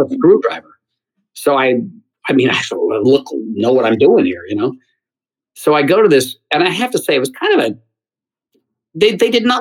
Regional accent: Geneseo, New York, United States; I grew up in Geneseo, New York, a small town outside of Rochester

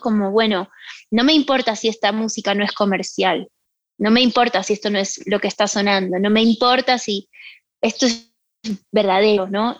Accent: Argentina; moved away

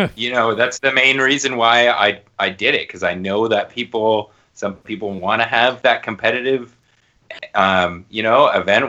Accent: Toronto, Ontario, Canada; moved away; I'm from Toronto, and like a bunch of my Toronto buddies that we all went to high school together

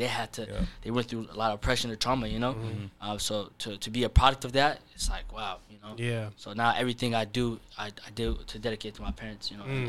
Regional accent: Nairobi, Kenya; born there; So I was born in Nairobi in a refugee camp.

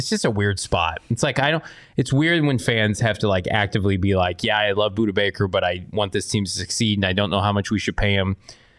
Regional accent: Illinois, United States; I'm from Illinois.

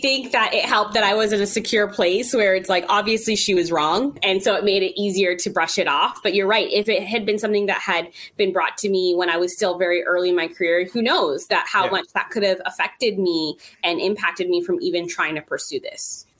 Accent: Toronto, Ontario, Canada; growing up in Toronto, it's a very multicultural

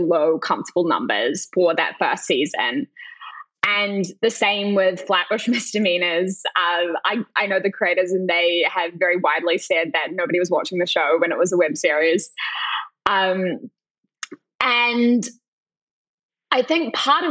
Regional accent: New Zealand; moved away; when I was growing up in New Zealand

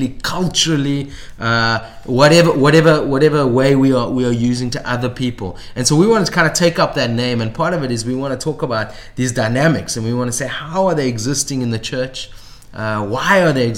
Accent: South Africa; we are South African

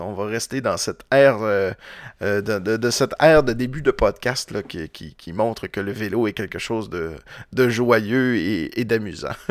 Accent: Roberval, Quebec, Canada; now in Quebec City, Canada; je viens de Roberval, puis au lac Saint-Jean

